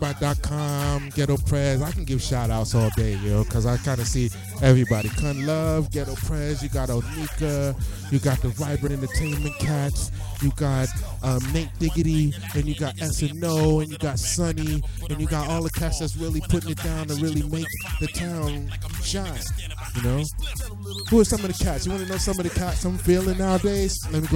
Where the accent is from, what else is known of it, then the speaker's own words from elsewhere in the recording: New York, United States; moved away; when I came up here from New York back in 91, I saw Music in the City on public access